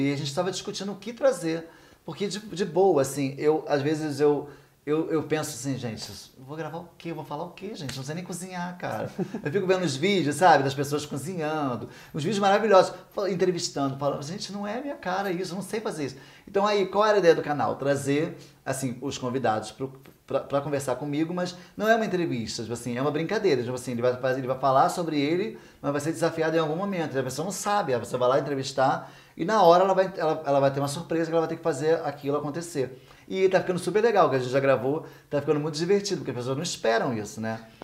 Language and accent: Portuguese; São Gonçalo, Rio de Janeiro, Brazil; foi em São Gonçalo, na minha terra natal